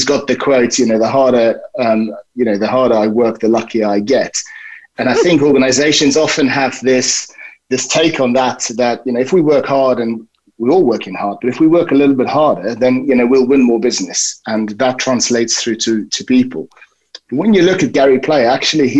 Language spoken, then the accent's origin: English; South Africa; moved away; I grew up in South Africa